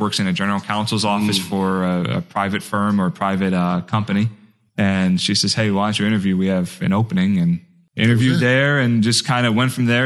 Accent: Marlton, New Jersey, United States; I grew up in South Jersey, right outside of Philly

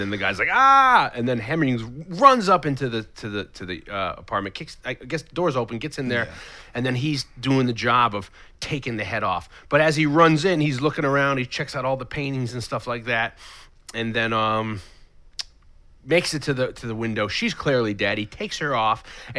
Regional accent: England, United Kingdom; It's okay. I'm from England.

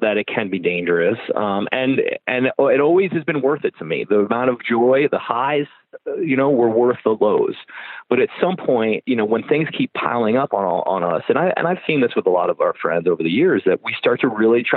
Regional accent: United States; moved away; we come from America

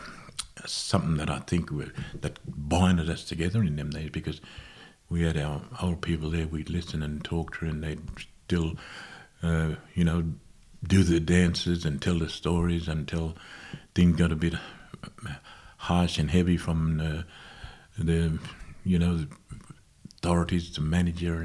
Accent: Toomelah, New South Wales, Australia; also born or lived in Moree, New South Wales; I grew up in Tumala

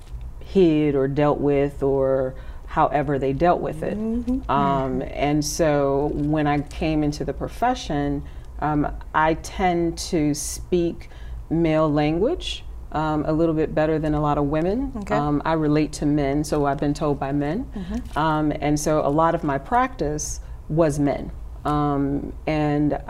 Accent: Chicago, Illinois, United States; I'm from Chicago, and I went to DePaul University.

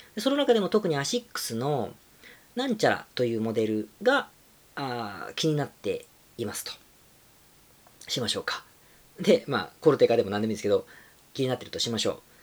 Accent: Japan; 今回はもう日本に帰ってきてるので、自分の地元で、えー、収録してお届け

